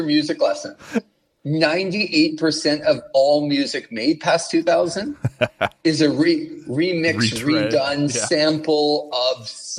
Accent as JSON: {"language": "English", "country": "Canada", "said": "I'm from Canada."}